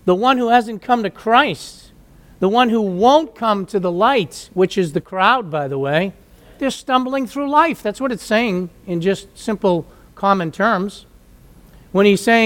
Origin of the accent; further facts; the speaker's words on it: United States; I grew up in the United States